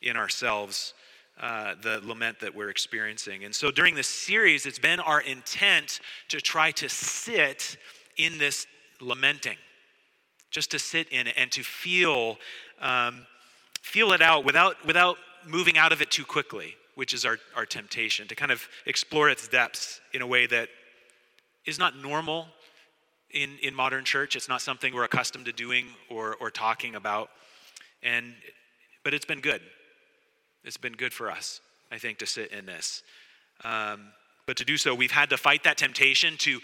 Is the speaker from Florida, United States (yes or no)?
no; Oregon, United States; moved away as an adult; also born or lived in Saskatchewan, Canada; now in Montreal, Canada; I grew up in Oregon